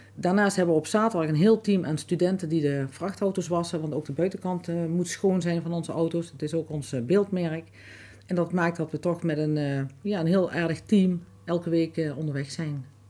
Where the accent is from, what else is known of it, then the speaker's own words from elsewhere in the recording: Grubbenvorst, Limburg, Netherlands; also born or lived in Lottum / Broekhuizenvorst; Ik ben eh, geboren in Lottum, getogen in Grubbevorst en inmiddels alweer heel veel jaren ehm, woon ik in uh, Broekhuizenvorst.